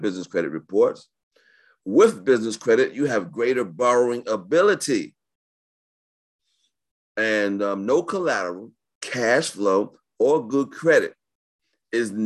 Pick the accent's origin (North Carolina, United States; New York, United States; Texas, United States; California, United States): New York, United States; I was raised in New York.